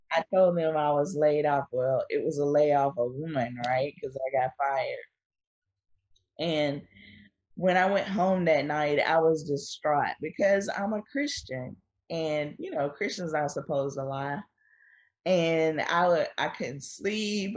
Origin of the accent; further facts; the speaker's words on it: Wilmington, North Carolina, United States; I was born in Wilmington, North Carolina, on the coast